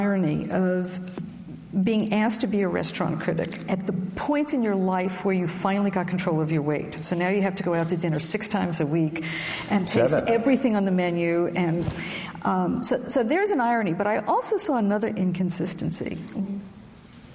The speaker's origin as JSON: {"language": "English", "town": "New York City", "region": "New York", "country": "United States", "tie": "born or raised there", "said": "I grew up in Brooklyn where marinara sauce was mother's milk"}